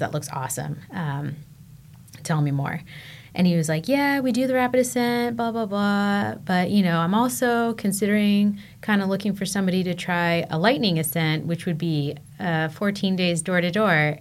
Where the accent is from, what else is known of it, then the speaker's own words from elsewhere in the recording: San Diego, California, United States; moved away as an adult; also born or lived in Colorado; I grew up in San Diego. I was a beach kid.